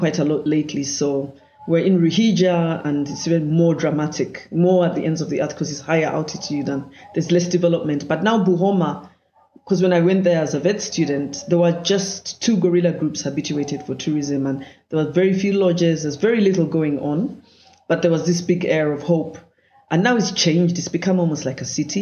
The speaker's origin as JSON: {"language": "English", "town": "Kampala", "region": "Central Region", "country": "Uganda", "tie": "born or raised there", "said": "I grew up in Kampala"}